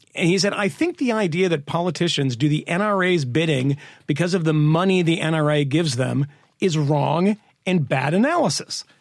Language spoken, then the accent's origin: English; Massachusetts, United States; I grew up in Massachusetts.